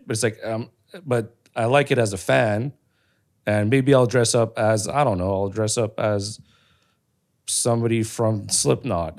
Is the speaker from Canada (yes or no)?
yes; Canada; I'm Canadian, but I'm not, like, white. Like, my culture is not that. I'm Cambodian.